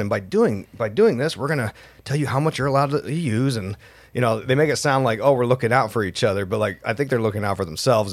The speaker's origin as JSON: {"language": "English", "region": "Utah", "country": "United States", "said": "we're from Utah, so it's like, you know, hundred degrees every day, drought, dry as hell"}